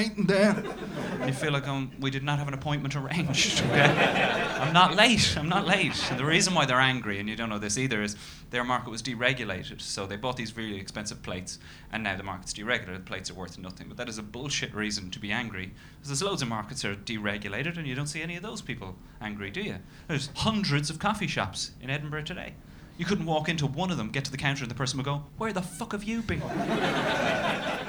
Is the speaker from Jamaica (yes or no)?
no; Ireland; I am from Ireland